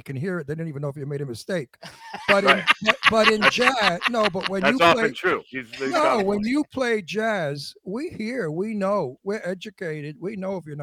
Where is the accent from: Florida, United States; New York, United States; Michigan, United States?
New York, United States; now in California, United States; I'm from New York, and I live in California